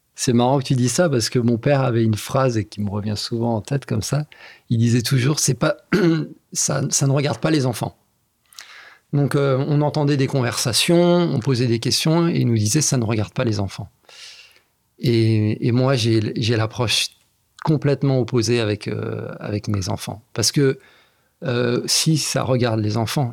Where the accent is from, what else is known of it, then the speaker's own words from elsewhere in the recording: Bujumbura, Burundi; also born or lived in France; now in Kigali, Rwanda; je suis né, j'ai grandi euh, au Burundi.